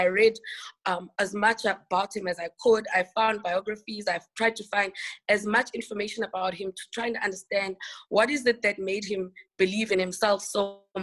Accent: Eastern Cape, South Africa; first language Xhosa; English is a second language; I was born in the Eastern Cape province of the Eastern Cape of South Africa, and I'm Xhosa, so I speak Xhosa

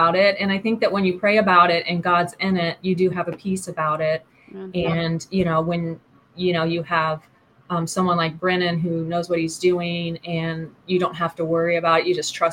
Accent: Kentucky, United States; I'm from Kentucky

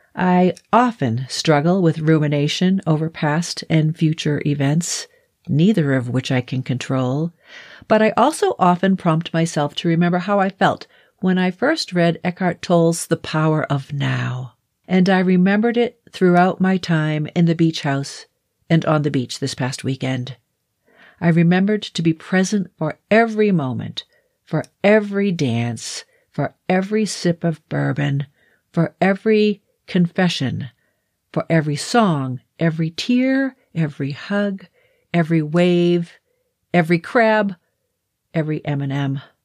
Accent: Colorado, United States; I'm from Colorado

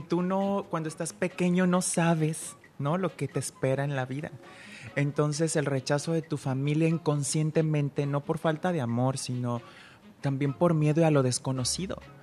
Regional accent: Guadalajara, Jalisco, Mexico; now in Puerto Vallarta, Mexico; soy eh, de Guadalajara, pero yo soy pata salada.

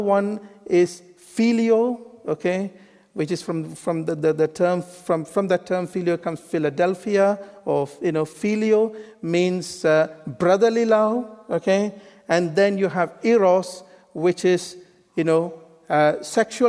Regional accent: India; moved away; I was born in India, you know, like an Eastern bloke

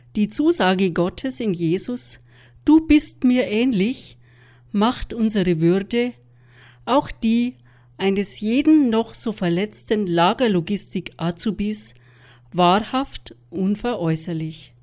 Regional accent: Germany; bei uns in Deutschland

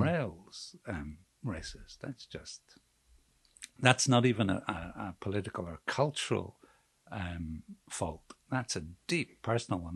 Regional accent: Belfast, Northern Ireland, United Kingdom; I'm from Belfast and I'm I'm a I'm a working class Catholic

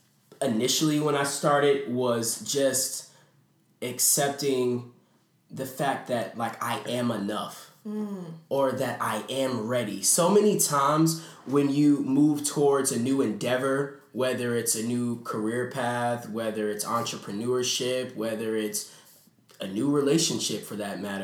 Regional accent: California, United States; now in Stone Mountain, United States; So I'm originally from California.

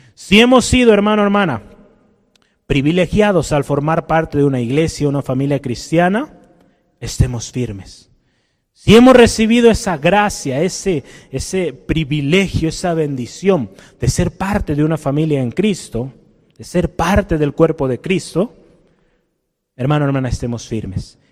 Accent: Mexico

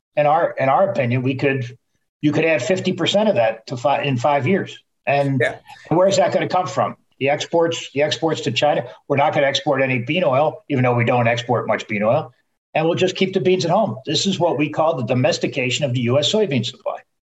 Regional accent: Netherlands; moved away; my home country

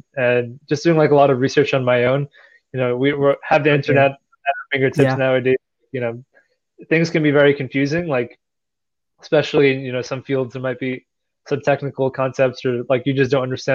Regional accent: New Jersey, United States; where I grew up in New Jersey

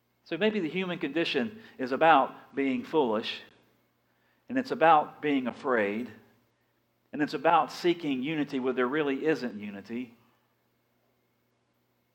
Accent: Big Bend of Florida, United States; also born or lived in Dothan / Fort Walton Beach; I'm from the Big Bend of Florida

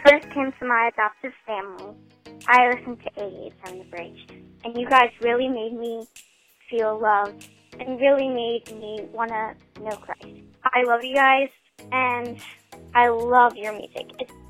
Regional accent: Greenwood, United States; my hometown is Greenwood. I am 12 years old, and my first 5 years of life, I was an orphan.

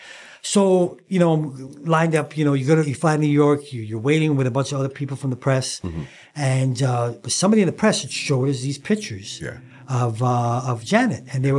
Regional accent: Leeds, Yorkshire and the Humber, United Kingdom; now in Canada; we're from the same city. Yes. We're both from Leeds.

